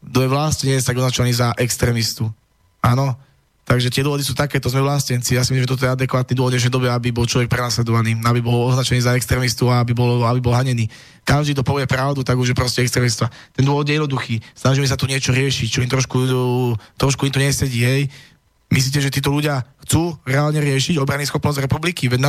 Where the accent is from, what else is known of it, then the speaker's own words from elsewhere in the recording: eastern Slovakia, Slovakia; ja som z východu a mám ísť uh, potom v prípade vojny uh, niekde budem odvelený a kto bude brániť môj východ, kto bude brániť moju dedinu.